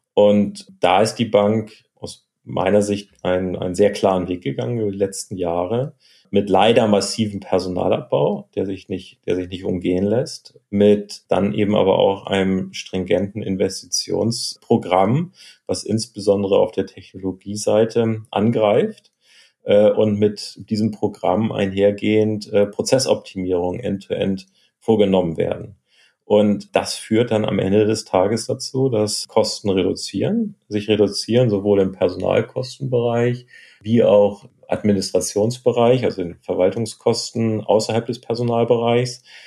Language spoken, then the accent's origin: German; Hamburg, Germany; moved away; also born or lived in Chicago; wieder in Hamburg, meiner Heimatstadt, zu arbeiten